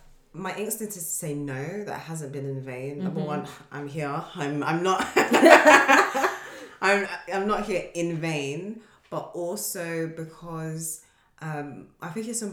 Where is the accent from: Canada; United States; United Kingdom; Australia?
United Kingdom; being British and Nigerian, and my like Nigerian identity is directly and indirectly shaped and intertwined with the British culture.